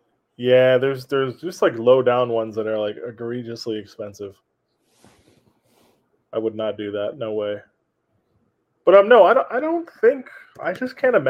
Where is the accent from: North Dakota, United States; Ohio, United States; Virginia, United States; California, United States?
California, United States; Oxnard; my hometown in Oxnard.